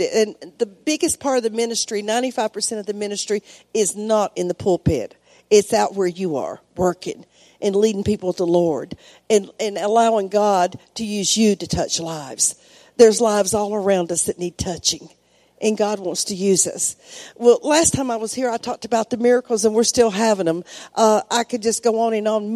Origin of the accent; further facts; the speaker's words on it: United States; moved away as an adult; now in Mexico; I'm still American, uh, especially outside, but I always say I have a Mexican heart it, because I've been there 32 years.